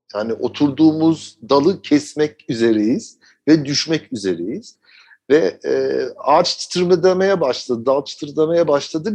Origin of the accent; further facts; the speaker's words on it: Germany; moved away as an adult; now in Turkey; ben orada doğdum. Yaşadığım ortamda e, orada liseye gittim, üniversiteyi okudum